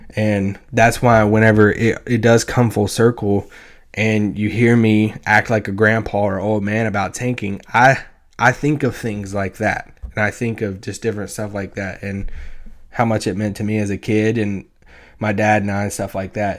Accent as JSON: {"language": "English", "region": "Central Kentucky", "country": "United States", "tie": "born or raised there", "said": "I grew up in Central Kentucky."}